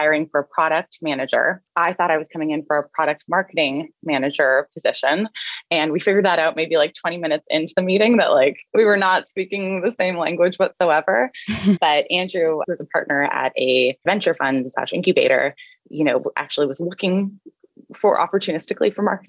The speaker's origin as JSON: {"language": "English", "country": "Canada", "said": "I'm Canadian. I was raised by a single mom"}